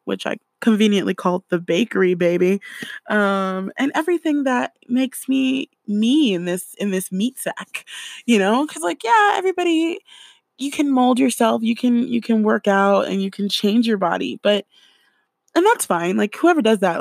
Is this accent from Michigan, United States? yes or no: no; California, United States; I grew up in California